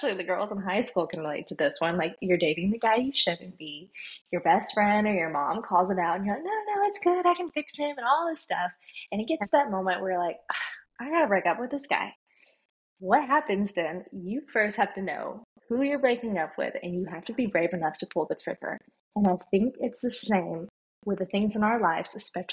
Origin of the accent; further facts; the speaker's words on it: the Bible Belt, United States; I was raised in the Bible Belt where we talked about Jesus